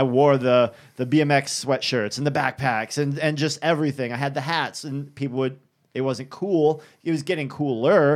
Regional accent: Boston, Massachusetts, United States; moved away; I'm up from Boston, so that's where I'm originally from

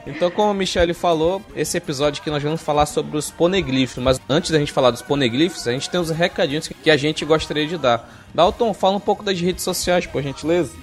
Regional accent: Amazonas, Brazil; eu sou do Amazonas

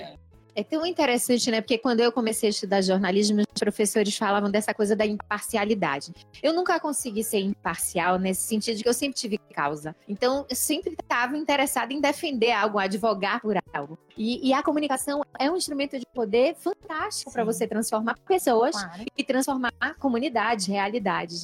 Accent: Bahia, Brazil; eu costumo usar um termo bem baiano, que é de onde eu venho

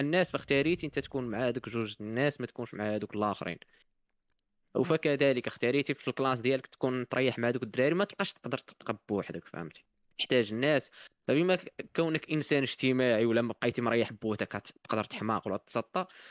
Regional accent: Morocco; عندنا في المغرب

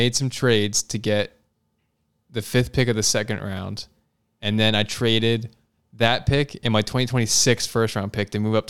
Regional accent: Doylestown, Pennsylvania, United States; moved away; I'm from Bucks County.

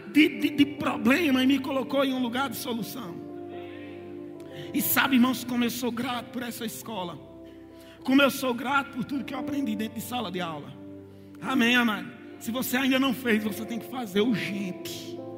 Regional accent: Campina Grande, Paraíba, Brazil; moved away as an adult; now in Ribeirão Preto, Brazil; nós somos nordestinos né, de Campina Grande, mas estamos em Ribeirão Preto há sete anos

